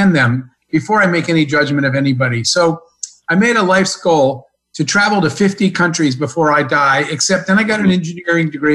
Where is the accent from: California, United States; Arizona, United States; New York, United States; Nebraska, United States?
Arizona, United States; I grew up in Arizona in kind of small town, middle of nowhere in the desert